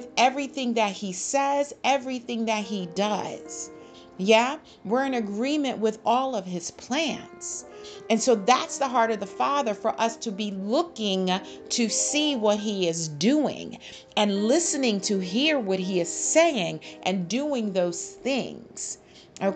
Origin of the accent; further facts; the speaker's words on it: United States; I, as an American from the United States of America